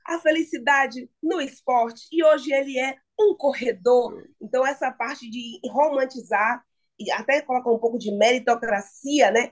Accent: Salvador, Bahia, Brazil; now in São Paulo, Brazil; lá em Salvador, que é minha terra natal

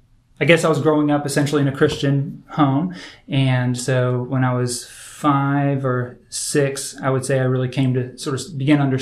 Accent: Indiana, United States; I was born in Indiana

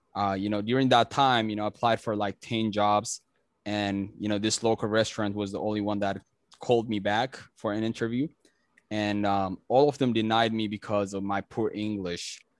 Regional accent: Ethiopia; English is a second language; moved away as an adult; now in United States; I'm originally from Ethiopia

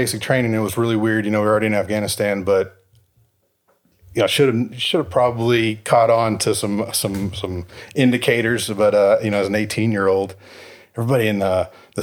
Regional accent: Dallas, Texas, United States; 0 to 18, Southeast Dallas area. Graduate of Seagoville High School, 02

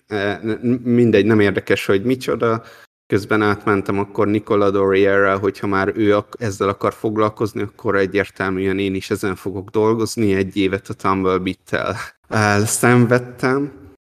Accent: Hungary; moved away as an adult; also born or lived in Taiwan

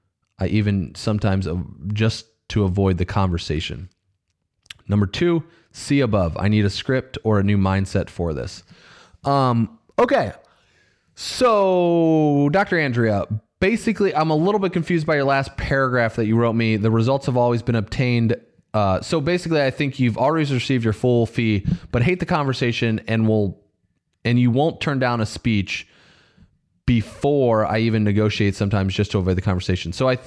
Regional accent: Canada; as a lady conditioned to be polite, I am Canadian too.

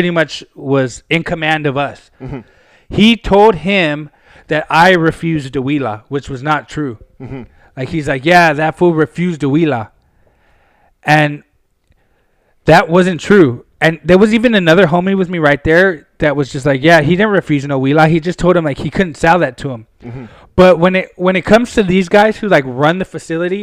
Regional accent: Pasadena, California, United States; from Pasadena.

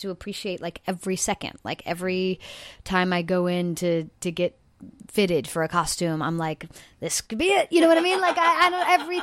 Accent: South Carolina, United States; moved away; also born or lived in California; I'm from South Carolina.

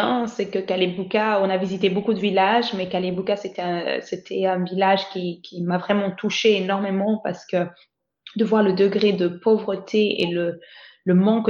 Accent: Lubumbashi, Haut-Katanga, DR Congo; born there; I was born in Lubumbashi

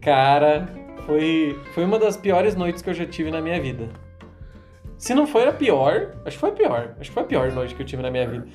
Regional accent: Brazil; a gente é brasileiro.

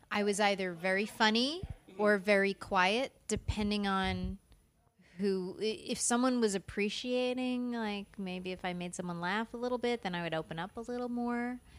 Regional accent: South Florida, United States; also born or lived in Long Island, New York; that's where I grew up, South Florida.

